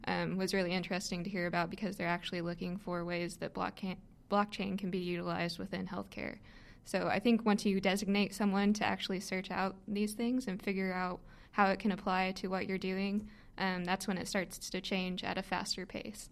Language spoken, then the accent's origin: English; Evansville, Indiana, United States; moved away as an adult; now in Louisville, United States; I'm originally from the Evansville, Indiana area